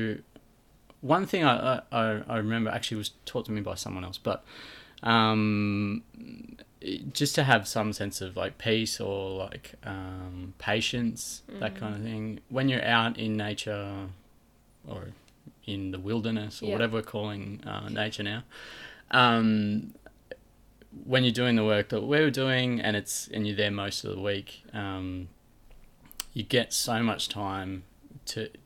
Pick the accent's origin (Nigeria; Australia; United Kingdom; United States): Australia; I grew up in Crumlin Valley